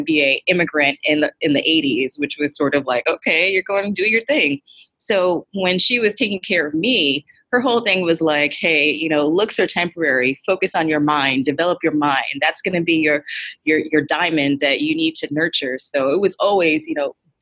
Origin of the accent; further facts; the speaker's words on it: New York City, New York, United States; I was born and raised in the Bronx